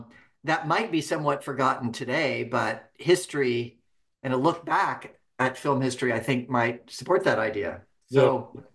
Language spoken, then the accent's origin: English; Reading, United States; as a 10-year-old kid at the Cascade Theater in my hometown of Reading, watching Taming of the Shrew